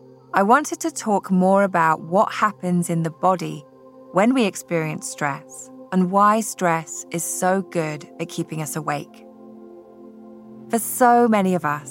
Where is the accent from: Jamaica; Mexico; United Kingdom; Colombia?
United Kingdom; Scotland; now in California, United States; growing up in Scotland, we did not have earthquakes.